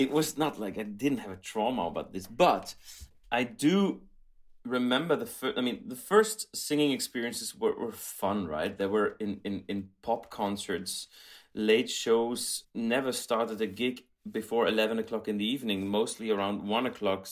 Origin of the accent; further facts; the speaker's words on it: Belgium; I grew up in Belgium